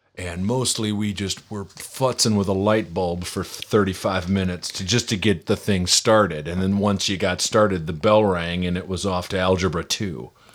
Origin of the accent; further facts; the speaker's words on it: near Minneapolis, Minnesota, United States; moved away; I grew up near Minneapolis